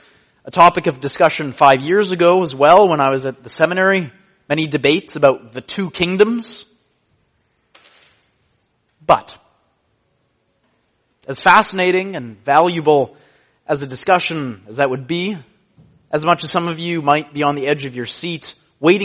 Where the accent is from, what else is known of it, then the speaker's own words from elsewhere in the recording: Canada; I am a Canadian